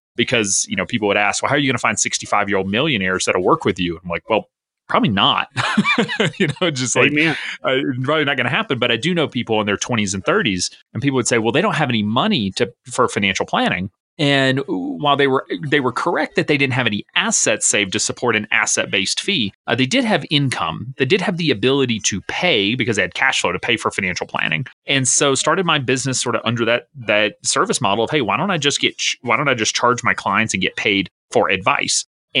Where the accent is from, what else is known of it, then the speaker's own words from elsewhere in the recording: the South, United States; I'm originally from the South. I have lost some of my accent, but some people still pick up on it. But moved out to South Dakota, ended up in Wisconsin